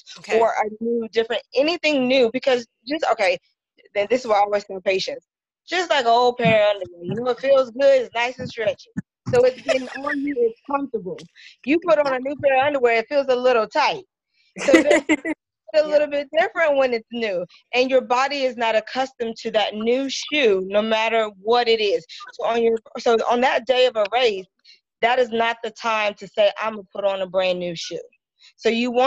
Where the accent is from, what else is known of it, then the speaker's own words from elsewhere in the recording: South Carolina, United States; moved away as an adult; also born or lived in Philadelphia, Pennsylvania; now in Atlanta, United States; I'm originally from South Carolina